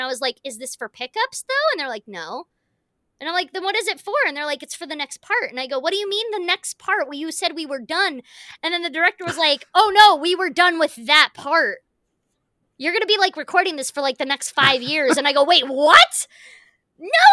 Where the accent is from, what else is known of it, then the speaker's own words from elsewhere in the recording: United States; as an actor and as an American